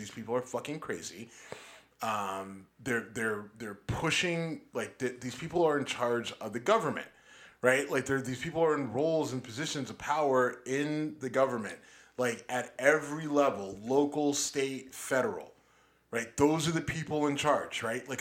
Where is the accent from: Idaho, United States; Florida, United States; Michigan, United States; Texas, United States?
Texas, United States; also born or lived in Youngstown, Ohio; I was a kid growing up in Texas